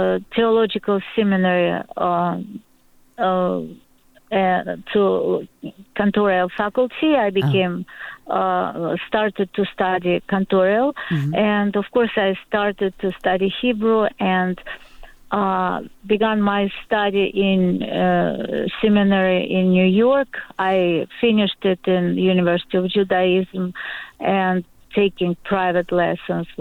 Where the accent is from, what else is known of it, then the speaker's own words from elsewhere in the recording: Moscow, Russia; English is a second language; moved away; also born or lived in Ukraine; being born in Moscow, I have all my ancestors, my parents, my grandparents came from Ukraine.